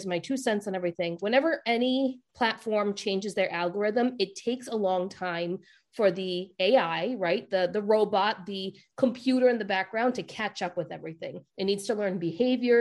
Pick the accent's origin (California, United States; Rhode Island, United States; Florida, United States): Rhode Island, United States; accent: Rhode Island; my Rhode Island accent